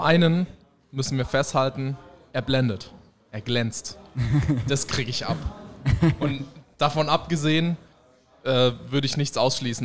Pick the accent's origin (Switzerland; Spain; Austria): Spain; ich bin Spanier